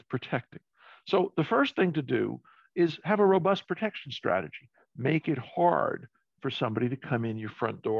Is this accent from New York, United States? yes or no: yes; New York City, New York, United States; I grew up in New York City.